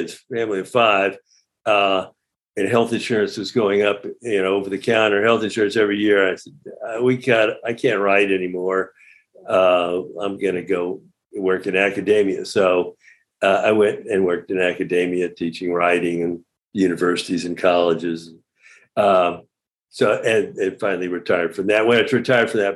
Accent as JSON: {"language": "English", "town": "Houston", "region": "Texas", "country": "United States", "tie": "born or raised there", "said": "I grew up in Houston. I say, suburban kid"}